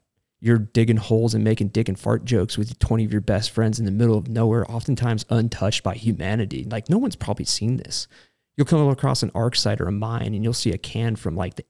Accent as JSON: {"language": "English", "town": "Reno", "region": "Nevada", "country": "United States", "tie": "born or raised there", "also_born_or_lived": "San Diego, California", "said": "Well, Reno, Nevada, actually. I'm from San Diego originally, but I don't like saying that out loud."}